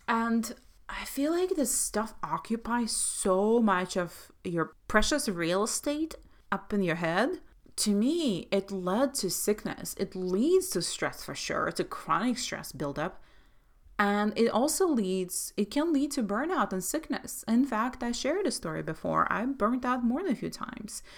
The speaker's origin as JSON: {"language": "English", "country": "Belarus", "tie": "born or raised there", "moved": "yes", "said": "I grew up in Soviet Russia, Soviet Belarus"}